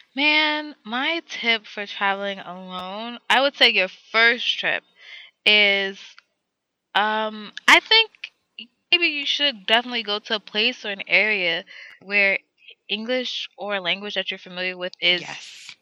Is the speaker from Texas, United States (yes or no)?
no; New York City, New York, United States; I'm from New York